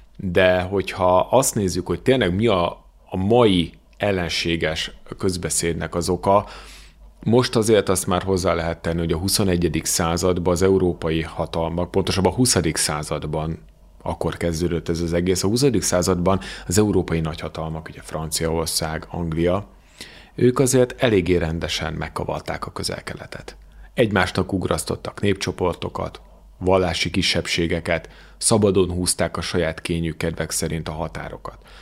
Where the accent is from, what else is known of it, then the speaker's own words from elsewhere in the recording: Hungary; magyar vagyok